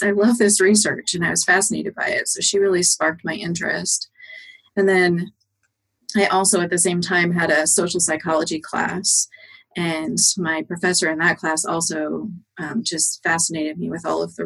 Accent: Greeley, Colorado, United States; moved away as an adult; also born or lived in Kansas; now in Tacoma, United States; I grew up in Colorado, so it was very flat.

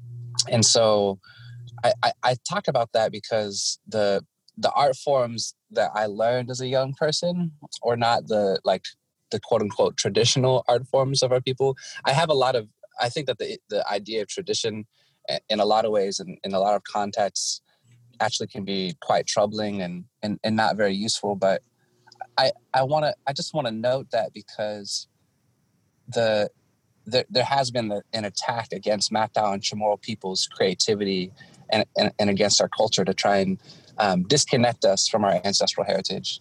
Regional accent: Washington, United States; also born or lived in Guam; I was born and raised here on Turtle Island, born on the lands of the Snohomish, raised in the Swinomish, Shwedab, and Dokobsh, where I currently live

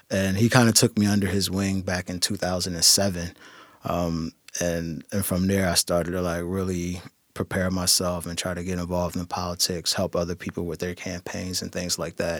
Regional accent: Philadelphia, Pennsylvania, United States; moved away as an adult; now in Tacoma, United States; I'm originally from Philadelphia. Um, was born and raised in Philadelphia. Spent the first twenty-five years of my life in Philadelphia

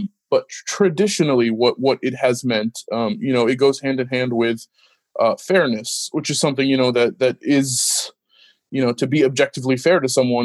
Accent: Washington, United States; also born or lived in Los Angeles, California / Middle East; I grew up in Washington and, you know, wanted to go to a state school.

